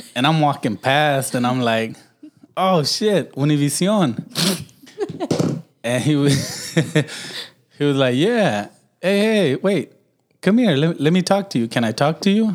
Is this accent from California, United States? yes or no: yes; Los Angeles, California, United States; I was raised in Watts.